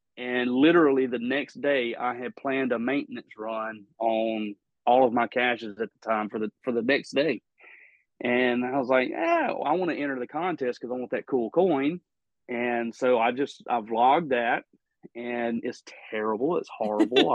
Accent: Mississippi, United States; my home state you know mississippi

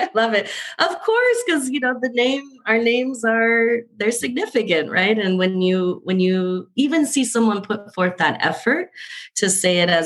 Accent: Colombia; also born or lived in Southwest United States; now in United States; I'm originally from Colombia

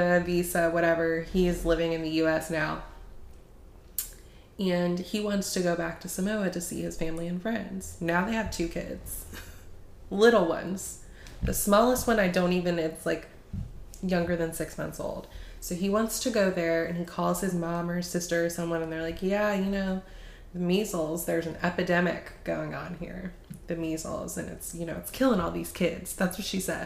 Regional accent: United States; us Americans

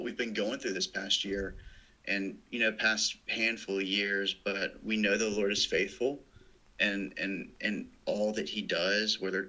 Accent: Birmingham, Alabama, United States; moved away as an adult; now in North Carolina, United States; growing up in Birmingham

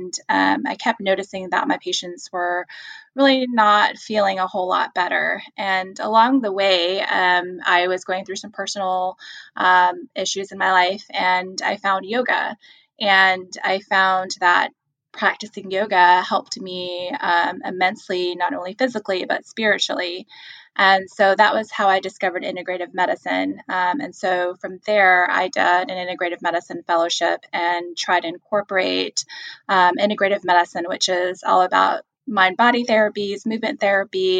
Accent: Houston, Texas, United States; I'm actually from Houston, Texas. So calling from Houston

